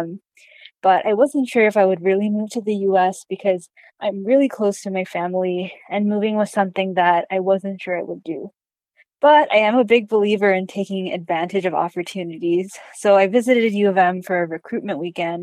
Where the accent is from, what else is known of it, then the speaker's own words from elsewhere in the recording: Toronto, Ontario, Canada; moved away as an adult; also born or lived in India; now in Ann Arbor, United States; I was born in India and I moved to Canada when I was four. So I've spent most of my life in Canada, in Toronto specifically.